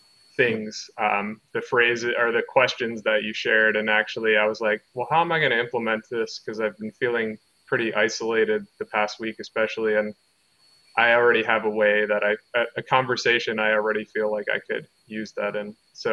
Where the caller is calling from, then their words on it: Asheville, North Carolina, United States; I'm near Asheville, North Carolina.